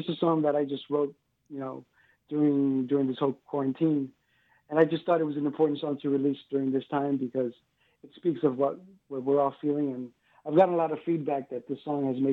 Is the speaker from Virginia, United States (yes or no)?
no; New York City, New York, United States; also born or lived in Cuba; now in South Florida, United States; I grew up in New York City.